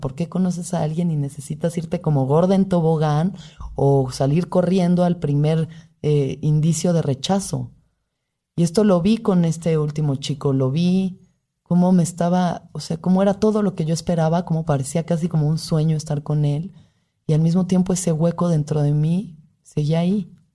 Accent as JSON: {"language": "Spanish", "country": "Mexico", "said": "como mujer mexicana"}